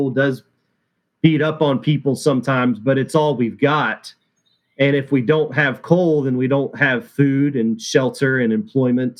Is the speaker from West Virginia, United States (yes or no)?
yes; Huntington, West Virginia, United States; I grew up in the Huntington, West Virginia area.